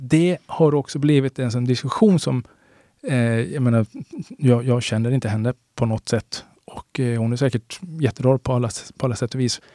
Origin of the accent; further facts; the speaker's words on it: Sweden; jag är också svensk